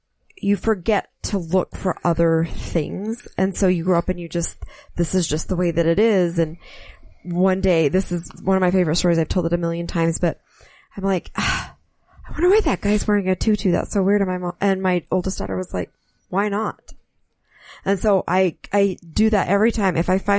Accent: Utah, United States; Because I grew up Catholic in Utah

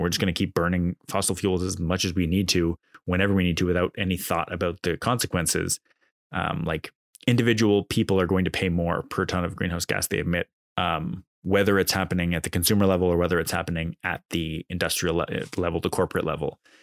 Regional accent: Canada; as a Canadian

